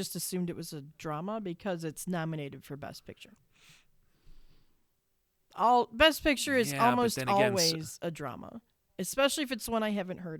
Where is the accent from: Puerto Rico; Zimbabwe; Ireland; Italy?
Ireland; I'm Irish, so Irish folktale stuff, yes.